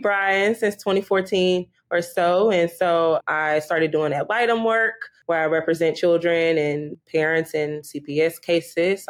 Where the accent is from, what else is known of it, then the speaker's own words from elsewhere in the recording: Houston, Texas, United States; I grew up here in Houston. I'm a native Houstonian